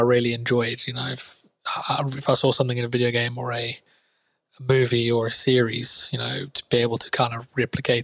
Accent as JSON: {"language": "English", "country": "South Africa", "tie": "born or raised there", "moved": "as an adult", "lives_now": "London, United Kingdom", "said": "I'm originally from South Africa"}